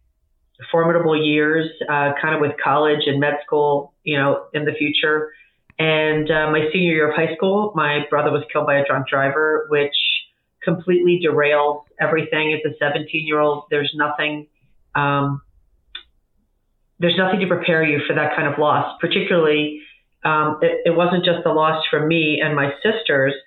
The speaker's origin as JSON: {"language": "English", "town": "York", "region": "Pennsylvania", "country": "United States", "tie": "born or raised there", "said": "I was born in York, Pennsylvania, which is a small town in southeastern Pennsylvania"}